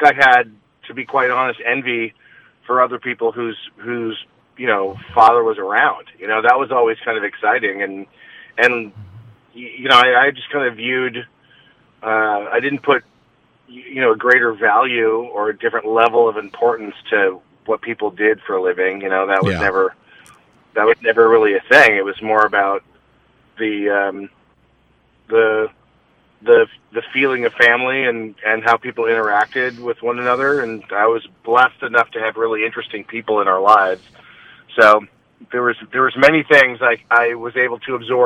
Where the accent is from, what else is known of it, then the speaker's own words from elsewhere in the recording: Los Angeles, California, United States; I grew up in Los Angeles